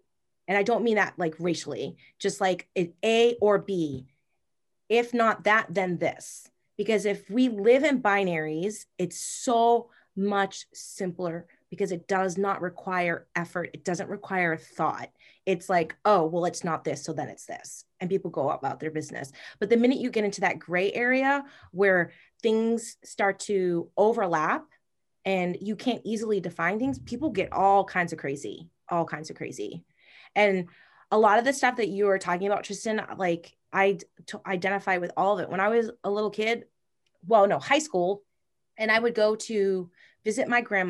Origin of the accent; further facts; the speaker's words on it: Massachusetts, United States; Like, I'm from Massachusetts. I do not have a Massachusetts accent. Thank God. My brother does. My mom does.